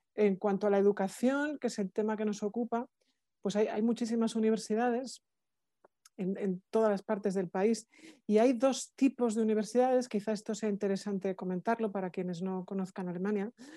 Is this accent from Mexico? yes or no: no; Spain; now in Germany; soy la vicerectora de la universidad, soy española